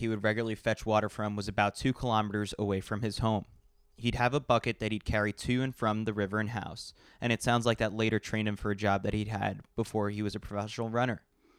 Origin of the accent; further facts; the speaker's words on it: New York City, New York, United States; you know that I'm a New Yorker through and through. I need skyscrapers. I need the big lights.